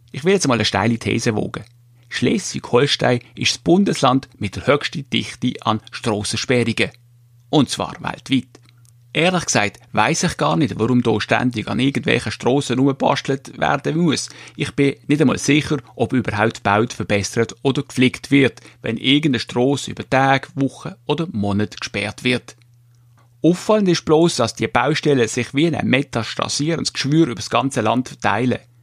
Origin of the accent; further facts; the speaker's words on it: Switzerland; bei uns in der Schweiz